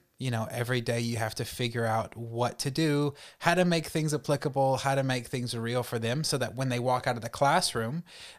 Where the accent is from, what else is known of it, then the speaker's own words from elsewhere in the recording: North Carolina, United States; born there; I was born in North Carolina, raised in a very Christian home.